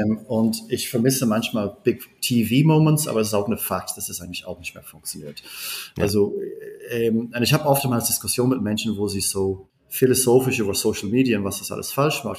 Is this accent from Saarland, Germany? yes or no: no; Berlin, Germany; Ich bin, ich bin Berliner